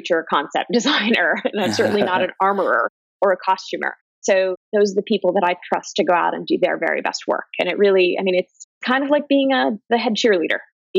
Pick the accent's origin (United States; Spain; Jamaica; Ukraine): United States; Ohio; moved away; I'm from Ohio